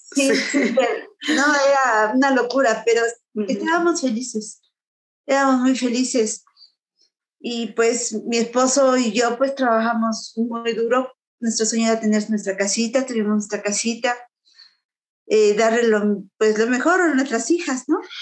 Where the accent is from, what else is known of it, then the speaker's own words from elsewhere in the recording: Puebla, Mexico; moved away; mi pueblo, yo soy de en Puebla